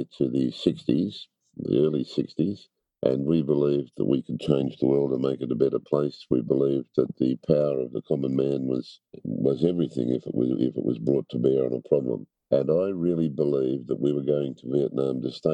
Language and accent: English; Longwarry, Victoria, Australia; I grew up on a dairy farm at Longwarri, about 60k east of Melbourne.